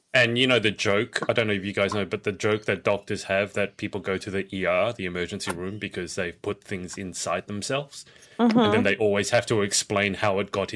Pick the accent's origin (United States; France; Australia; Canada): Australia; also born or lived in Cardiff; now in United Kingdom; being an Australian